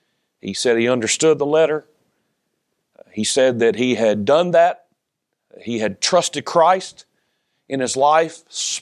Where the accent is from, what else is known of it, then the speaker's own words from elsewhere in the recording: Lexington, North Carolina, United States; also born or lived in Charlotte; I was born in Charlotte, and then when I was one, my mother moved back to her hometown, Lexington, with my older brother and older sister and I. And we lived there until I was almost 8 years old.